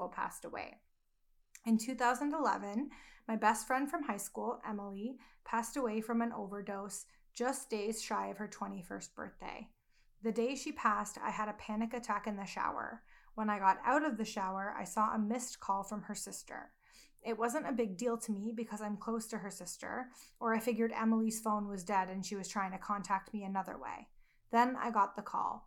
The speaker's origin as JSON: {"language": "English", "country": "Canada", "accent": "Canadian", "said": "my Canadian accent"}